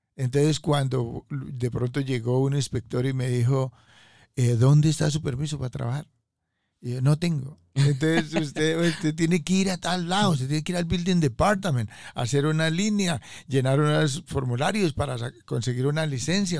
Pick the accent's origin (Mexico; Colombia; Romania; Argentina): Colombia; moved away as an adult; also born or lived in Corona, Queens, New York / Staten Island; now in United States; vengo de Colombia hace aproximadamente unos 35 años vivo aquí en los Estados